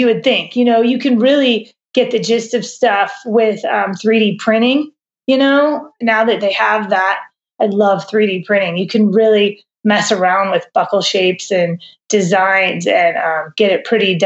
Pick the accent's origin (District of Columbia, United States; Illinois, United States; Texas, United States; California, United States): California, United States; Southern; moved away as an adult; also born or lived in Boulder, Colorado / New York; now in Bozeman, United States; I grew up in Southern California